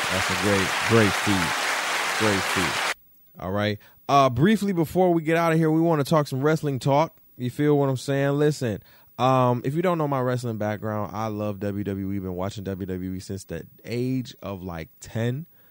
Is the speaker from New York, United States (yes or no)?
no; Detroit, Michigan, United States; And I'm from Michigan. I'm from Detroit